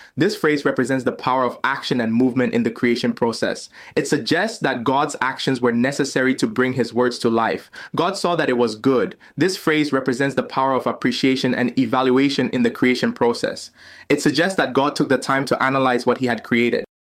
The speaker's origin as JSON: {"language": "English", "country": "Ghana", "moved": "as an adult", "lives_now": "United States", "said": "leave my home country of Ghana and start a new life in the land of opportunity, the United States"}